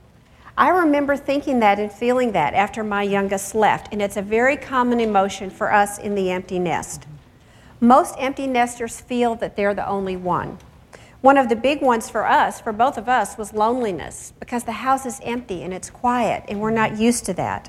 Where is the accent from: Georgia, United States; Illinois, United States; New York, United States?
Illinois, United States; near Chicago; I grew up near Chicago